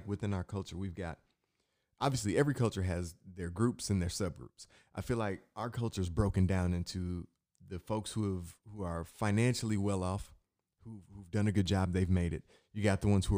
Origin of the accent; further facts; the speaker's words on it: Michigan, United States; I'm from Michigan